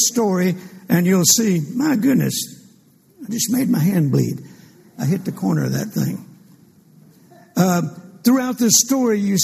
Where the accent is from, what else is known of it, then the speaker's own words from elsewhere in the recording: Fort Worth, Texas, United States; I'm from Fort Worth, Texas